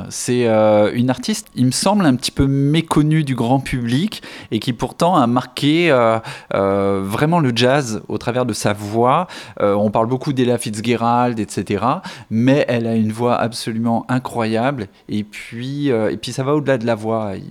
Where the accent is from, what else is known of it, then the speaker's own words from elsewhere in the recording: Épernay, Grand Est, France; also born or lived in Dijon; now in Bordeaux, France; En fait, je viens de d'Épernay, tout près de Reims, euh, en Champagne. Euh, après, j'ai vécu 17 ans à Dijon, en Bourgogne. Et puis, j'ai atterri à Bordeaux il y, a, il y 15 ans à peu près.